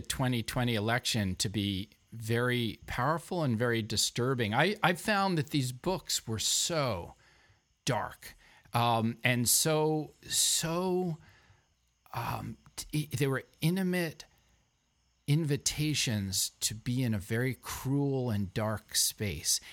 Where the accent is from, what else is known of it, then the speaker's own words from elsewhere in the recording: New York City, New York, United States; now in Vermont, United States; I'm a New Yorker